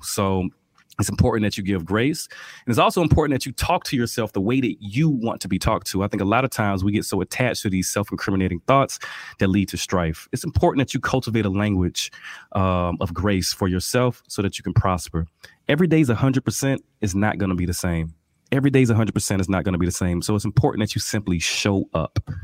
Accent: Albany, Georgia, United States; I'm from Albany, Georgia, birthplace of Ray Charles, real country, you know, I had no concept of health growing up

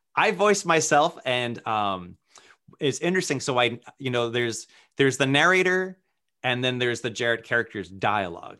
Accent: Worcester, Massachusetts, United States; I grew up in Worcester, Massachusetts, which is very neighborhood-centric.

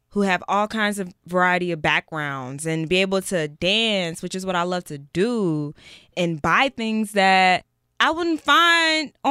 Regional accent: Los Angeles, California, United States; I'm 17 years old, and I'm from Los Angeles, California.

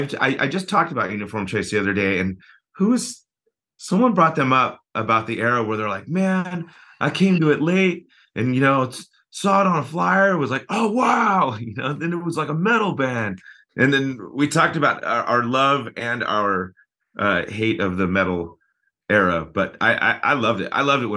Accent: Fullerton, California, United States; also born or lived in Redondo Beach, California / Buena Park, California / La Habra, California; We bounced around a bit, but the majority of my time was spent in Fullerton. Okay. You know, all elementary, all that. And I lived in East Fullerton, but I went to elementary school in West Fullerton at Richmond Elementary

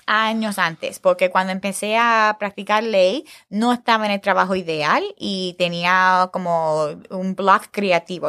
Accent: United States; nosotros son muy diferentes como americanos

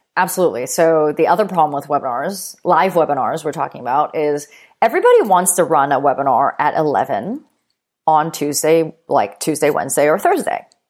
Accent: Vancouver, British Columbia, Canada; moved away as an adult; also born or lived in New York; when I moved to New York from Vancouver, uh, where I'm originally from

